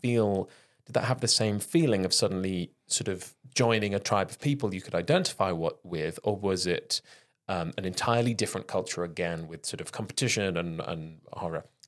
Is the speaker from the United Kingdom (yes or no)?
yes; Penarth, Wales, United Kingdom; on the coast in Wales, down near Cardiff